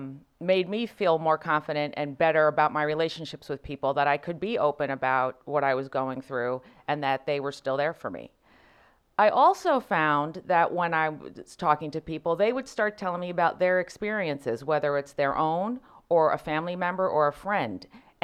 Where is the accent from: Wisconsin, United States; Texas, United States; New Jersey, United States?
New Jersey, United States; now in St. Louis, United States; I'm from Jersey. I'm glad you connected that with fancy.